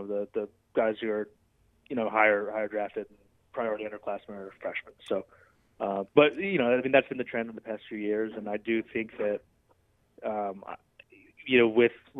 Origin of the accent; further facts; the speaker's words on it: Chicago, Illinois, United States; I grew up in Chicago. I don't know if you guys knew that, but I'm from Chicago